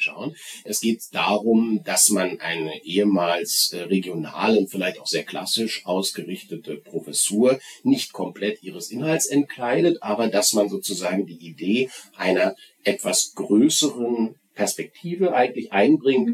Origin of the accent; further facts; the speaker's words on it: Berlin, Germany; moved away as an adult; now in Bochum, Germany; ich bin in Berlin aufgewachsen und bin dort auch zur Schule gegangen